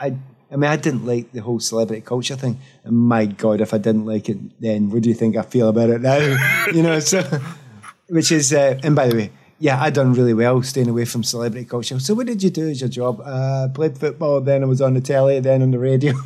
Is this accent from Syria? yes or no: no; Scotland, United Kingdom; moved away; coming down as a Scot